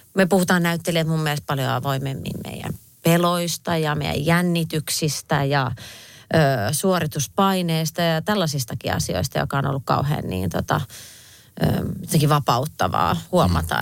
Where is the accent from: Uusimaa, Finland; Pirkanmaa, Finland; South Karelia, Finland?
Pirkanmaa, Finland; Viiala; now in Helsinki, Finland; kun mä oon Viialasta pienestä paikasta kotoisin, niin asutaan kaikki Helsingissä nykyään